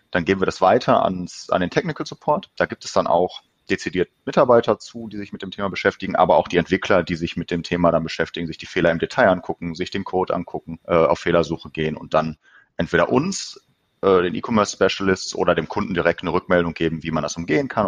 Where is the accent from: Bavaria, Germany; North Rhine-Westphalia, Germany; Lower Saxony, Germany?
North Rhine-Westphalia, Germany; Bochum; ähm, ich komme aus Bochum, bin hier geboren, also im Ruhrgebiet, äh, bin hier geboren, bin hier aufgewachsen und wohne hier.